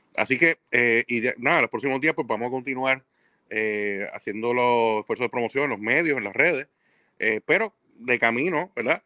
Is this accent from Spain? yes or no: no; Puerto Rico; yo soy de Puerto Rico